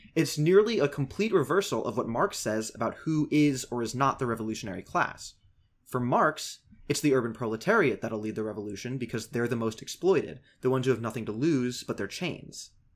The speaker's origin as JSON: {"language": "English", "country": "United States", "said": "as an American leftist"}